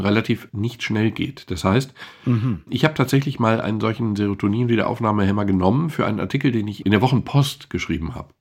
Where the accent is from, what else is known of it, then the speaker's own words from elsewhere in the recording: Germany; wir als Deutsche